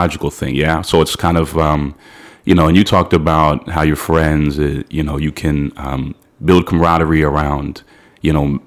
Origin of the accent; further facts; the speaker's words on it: Londonderry, New Hampshire, United States; moved away as an adult; now in New York, United States; I grew up in Londonderry, New Hampshire